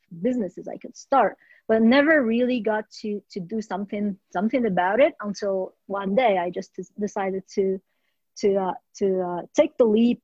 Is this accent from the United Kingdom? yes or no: no; Morocco; moved away as an adult; also born or lived in France / Australia; now in Canada; born and raised in Morocco